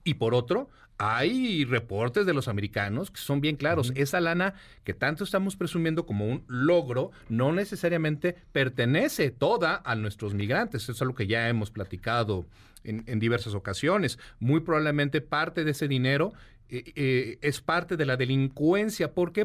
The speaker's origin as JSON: {"language": "Spanish", "country": "Mexico", "said": "somos mexicanos"}